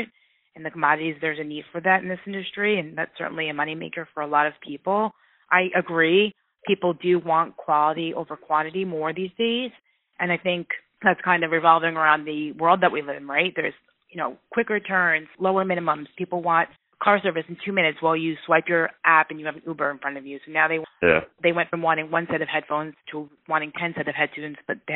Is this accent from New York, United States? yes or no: yes; New York, United States; now in Midwest, United States; I'm from New York, and I do think we definitely say like it is. And now that I'm in the Midwest